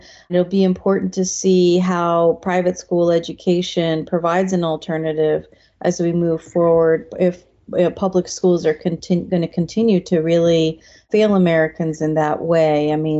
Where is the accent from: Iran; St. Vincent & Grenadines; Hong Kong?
Iran; now in United States; I'm originally from Iran, came to the United States during the revolution in 1979.